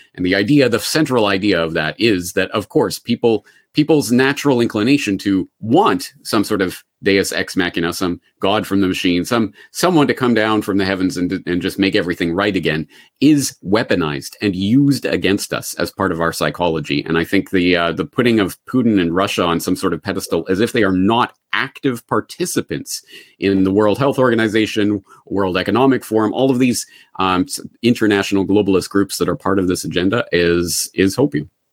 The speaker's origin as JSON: {"language": "English", "town": "Calgary", "region": "Alberta", "country": "Canada", "tie": "born or raised there", "also_born_or_lived": "Ireland", "moved": "as an adult", "lives_now": "Japan", "said": "I am a Calgarian born and raised"}